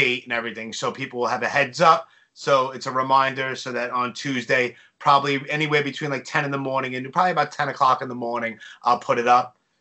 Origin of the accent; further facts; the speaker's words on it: New York City, New York, United States; I'm born and raised in Brooklyn.